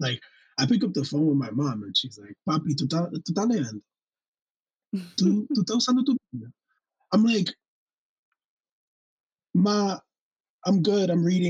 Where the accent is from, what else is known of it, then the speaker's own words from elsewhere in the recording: New York, United States; first language Spanish; English is a second language; So my first language was Spanish. And it wasn't until first grade that I was actually put into English speaking class. And then I had this funny accent because I was raised in New York